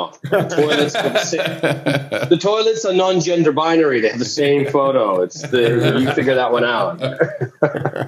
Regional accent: Russia; moved away; I was born in Russia. I'm from Eastern Europe with family in Ukraine as well.

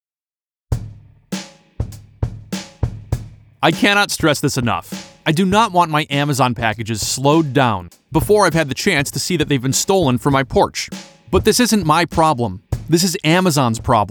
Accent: Detroit, Michigan, United States; Growing up in the Detroit area

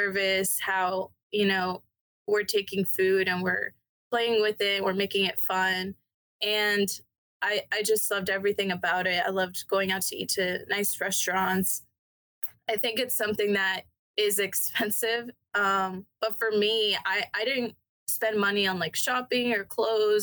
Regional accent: Decatur, Georgia, United States; also born or lived in Denver, Colorado / Canton, Georgia; I grew up here

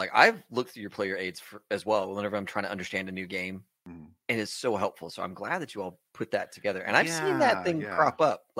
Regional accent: Texas, United States; We're both from Texas.

